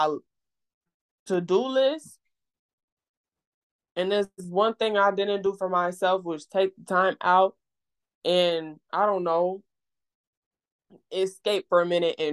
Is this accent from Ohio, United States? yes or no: no; Mississippi, United States; moved away; also born or lived in Illinois; I'm originally from Illinois, but I moved to Mississippi at a really young age, around like 2008, 2007